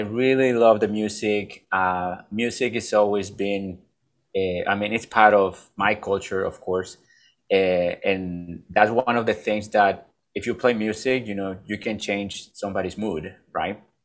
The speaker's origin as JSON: {"language": "English", "country": "Mexico", "moved": "yes", "lives_now": "United States", "said": "I'm from Mexico. I'm from a little town that nobody has heard about"}